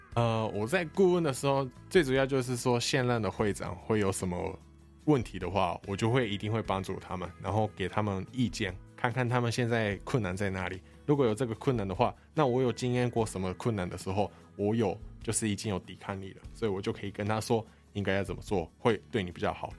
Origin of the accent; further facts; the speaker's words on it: Japan; first language Japanese; Chinese is a second language; moved away as an adult; also born or lived in Taiwan; now in Kaohsiung, Taiwan; 我是来自日本的